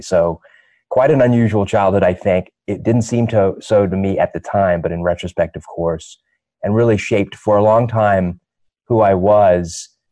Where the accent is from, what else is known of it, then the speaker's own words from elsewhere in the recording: London, United Kingdom; I was born in London, England.